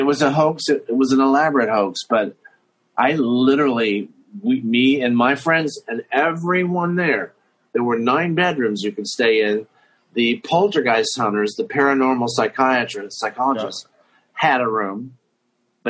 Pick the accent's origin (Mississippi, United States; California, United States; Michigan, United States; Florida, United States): Florida, United States; moved away; also born or lived in New York / New Orleans; I grew up in Florida